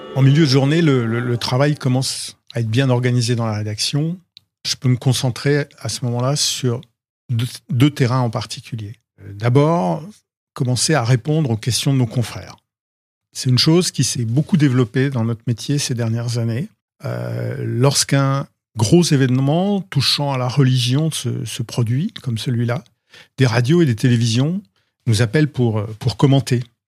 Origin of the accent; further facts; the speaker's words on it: Rouen, Normandy, France; je suis né à Rouen, la ville voisine.